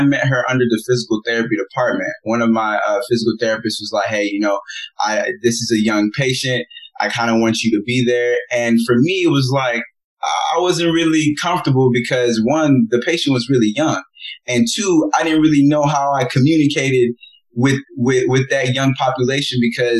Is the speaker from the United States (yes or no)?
no; Nigeria; being Nigerian